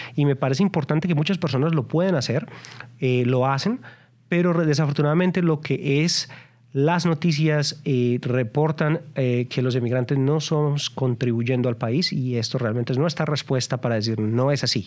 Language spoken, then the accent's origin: Spanish; Colombia; moved away as an adult; also born or lived in Texas, United States; now in United States; yo vine de Colombia yo soy colombiano emigrante colombiano y yo llegué muy joven